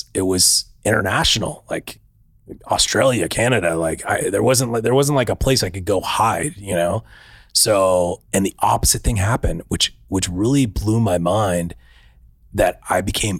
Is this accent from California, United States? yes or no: yes; Orange County, California, United States; I'm originally from Orange County.